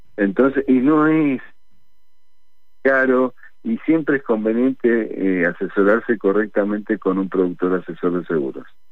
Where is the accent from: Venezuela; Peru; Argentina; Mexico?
Argentina; todos somos argentinos